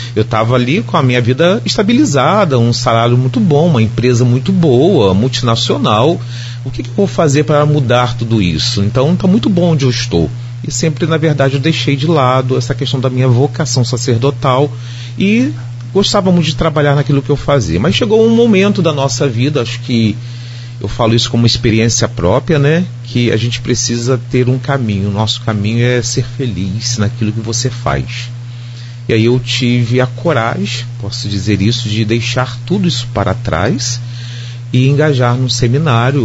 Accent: Campos dos Goytacazes, Rio de Janeiro, Brazil; Eu sou de Campos mesmo

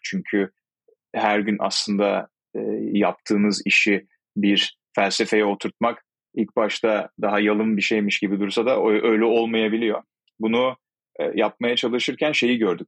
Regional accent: İzmir, Turkey; Aslen İzmirliyim.

